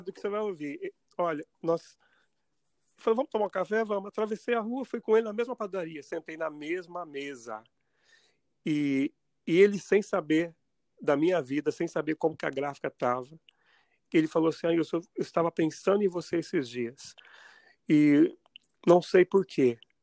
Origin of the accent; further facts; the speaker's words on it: Poços de Caldas, Minas Gerais, Brazil; moved away as an adult; also born or lived in São Paulo; now in Mount Vernon, United States; eu nasci em Poços de Caldas